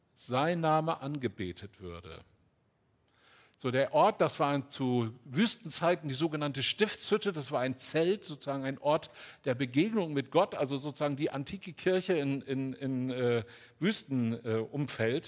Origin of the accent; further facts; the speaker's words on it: Northern Germany, Germany; also born or lived in Altes Land / Ruhr area; Ich bin auf einem Kleinbauernhof groß geworden im Norden Deutschlands